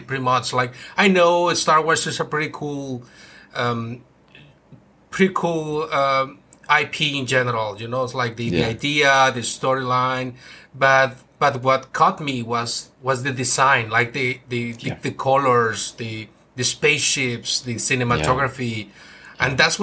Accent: Mexico; moved away as an adult; now in United States; I'm actually originally from Mexico

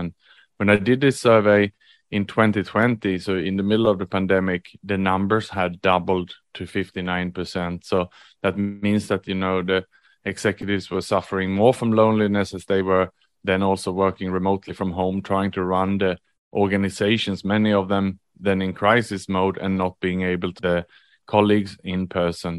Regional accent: Sweden; moved away as an adult; also born or lived in Australia / Vietnam / Indonesia / Thailand; now in Singapore; I was born in Sweden

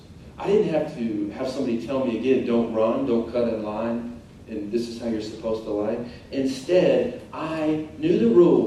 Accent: Tulsa, Oklahoma, United States; I grew up in Tulsa, Oklahoma

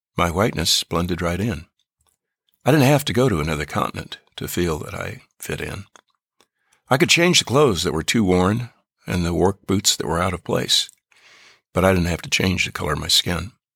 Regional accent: United States; as an American, as a veteran, as a person of faith

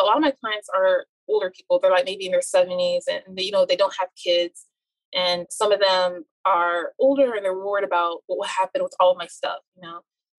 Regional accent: United States; especially, you know, I'm Nigerian American, you know, and we're already ingrained as little to become successful

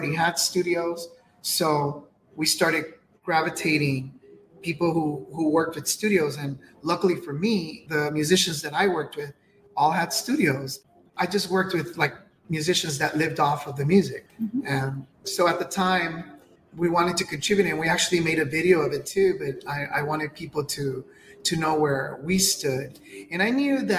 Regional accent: Los Angeles, California, United States; I was born here in Los Angeles. That makes me Chicano, first generation

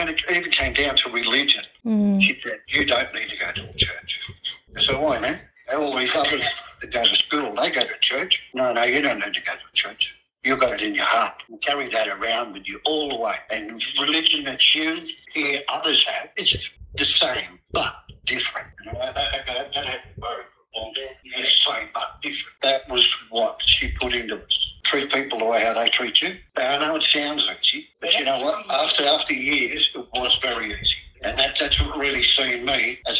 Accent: Surry Hills, New South Wales, Australia; So that's one of the ways how we grew up in Surry Hills.

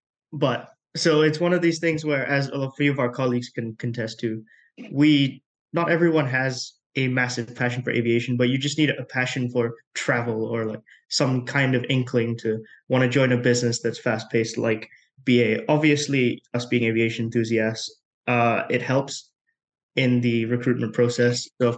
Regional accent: Coventry, West Midlands, United Kingdom; also born or lived in Malaysia / Dubai; now in Edinburgh, United Kingdom; I was born in Malaysia, moved to the UK when I was almost two, grew up in the West Midlands in Coventry.

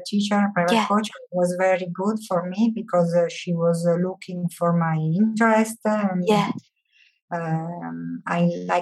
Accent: Italy; English is a second language; moved away as an adult; now in Guadeloupe; I'm currently living in Guadeloupe for 23 years now, and I'm Italian. Mm-hmm. But I started learning French at 11 years old.

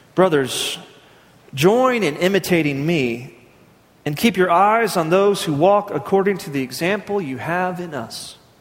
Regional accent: Midland, Texas, United States; I grew up in West Texas.

